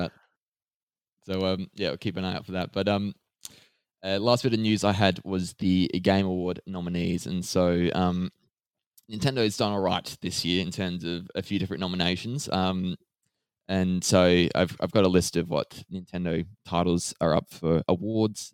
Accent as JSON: {"language": "English", "country": "Australia", "said": "as an Australian"}